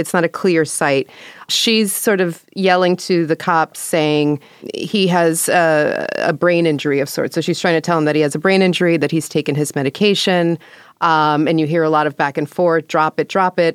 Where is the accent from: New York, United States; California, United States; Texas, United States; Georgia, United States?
New York, United States; I'm an O G from that era from New York